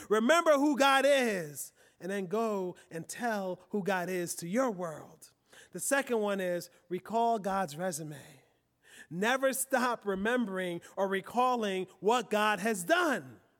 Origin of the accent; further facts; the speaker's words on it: Philadelphia, Pennsylvania, United States; I grew up in Philly.